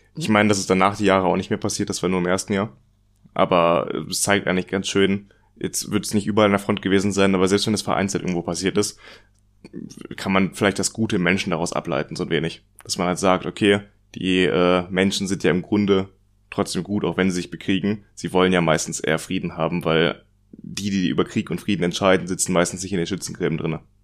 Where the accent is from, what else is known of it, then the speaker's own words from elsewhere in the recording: Germany; Bei uns in Deutschland